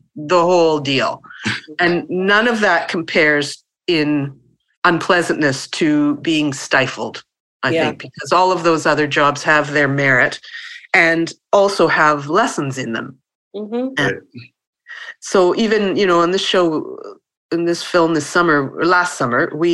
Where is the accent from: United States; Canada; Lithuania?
Canada; Winnipeg, Manitoba; I grew up in Winnipeg, which is about 4 hours north of Fargo, of North Dakota.